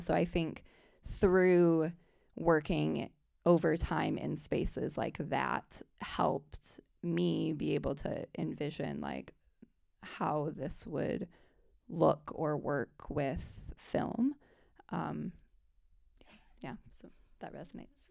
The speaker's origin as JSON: {"language": "English", "town": "South Bend", "region": "Indiana", "country": "United States", "said": "I'm from South Bend, Indiana, and it's a smaller city"}